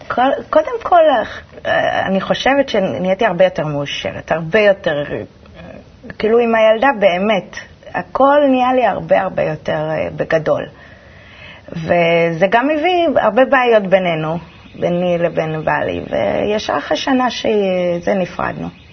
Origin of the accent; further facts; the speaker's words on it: Holon, Tel Aviv District, Israel; also born or lived in Petah Tikva; גדלתי בחולון. גדלתי בחולון. נולדתי בפתח תקווה, בלינסון, וכל החיים בחולון